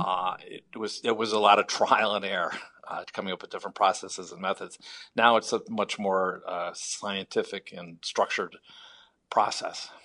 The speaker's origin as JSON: {"language": "English", "town": "Chicago", "region": "Illinois", "country": "United States", "said": "I'm from Chicago originally"}